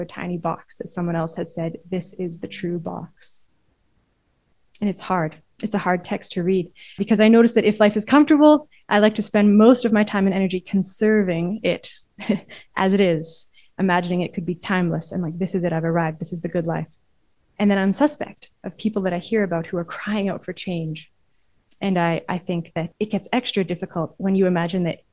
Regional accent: Canada; my own context as a Canadian

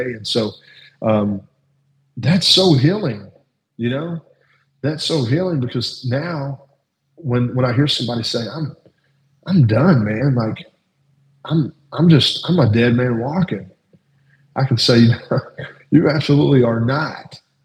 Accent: Louisville, Kentucky, United States; I grew up in South Louisville

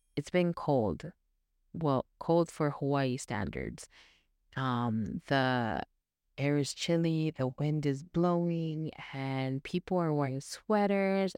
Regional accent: Philippines; being Filipino

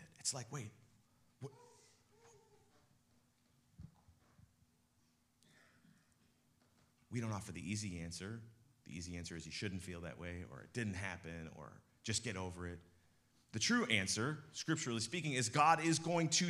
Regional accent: Midwest, United States; also born or lived in West Coast; us Midwesterners

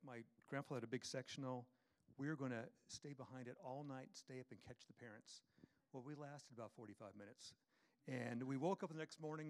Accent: Washington, United States; I'm from Washington State, the mountains of Washington State, and I grew up loving Christmas as a kid.

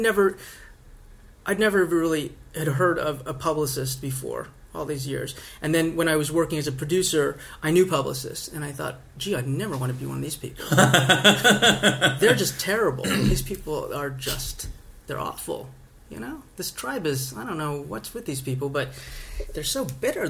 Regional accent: Montana, United States; I'm a kid from Montana. Grew up in a little town in Montana.

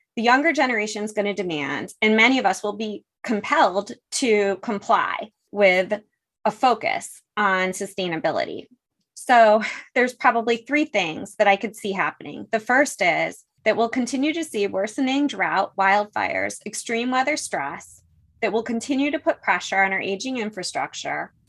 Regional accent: Buffalo, New York, United States; now in San Fernando Valley, United States; I was born in Buffalo, where the beauty of Niagara Falls and the tragedy of the Love Canal sort of come with the package. I grew up on Lake Erie

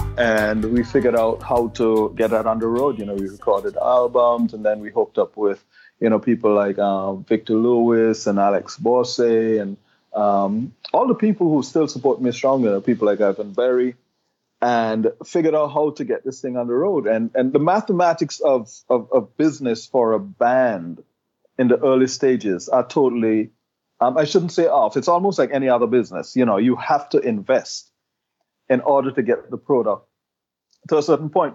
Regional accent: Anguilla; our island

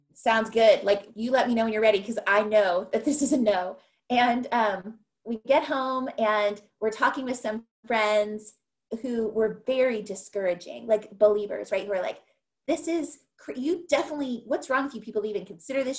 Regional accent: California, United States; moved away as an adult; also born or lived in Ohio / Mexico; I'm from California

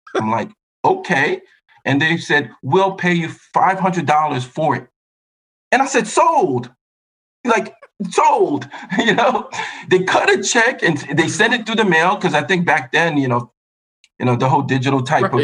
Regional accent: New York, United States; also born or lived in Buffalo / Mexico; I was born and raised in New York, went to school in Buffalo

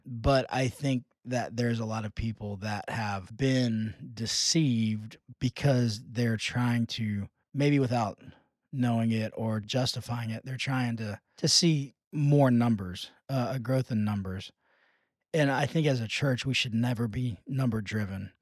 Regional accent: United States; being American evangelicals

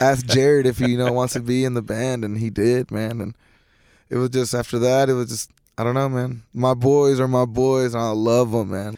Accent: Lipan, Texas, United States; also born or lived in Mineral Wells, Texas; I moved to a town called La Pan, Texas, and around there, you know, it's country folk

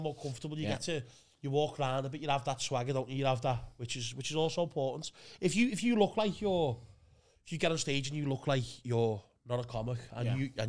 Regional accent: Liverpool, North West England, United Kingdom

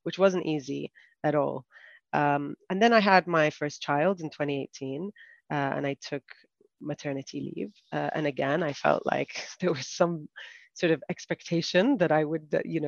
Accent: Saudi Arabia; moved away as an adult; also born or lived in United Kingdom; now in United Arab Emirates; I grew up in Saudi Arabia and I studied in the UK

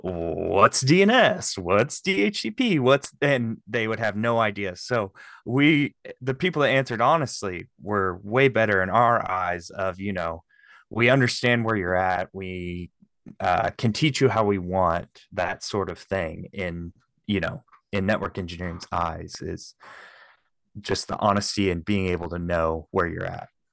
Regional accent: Shelbyville, Illinois, United States; also born or lived in Kansas City; I am from Shelbyville, Illinois, and we have a Great Lake here

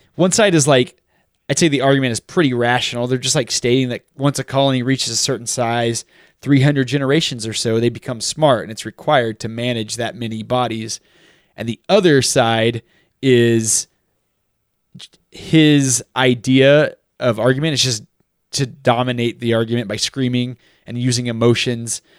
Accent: United States; being raised American

